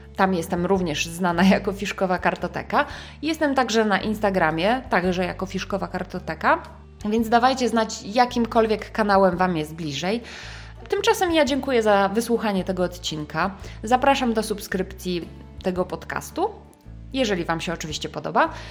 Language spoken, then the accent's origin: Polish; Łódź, Łódź Voivodeship, Poland; łódzki akcent, e, czyli z mojego rodzinnego miasta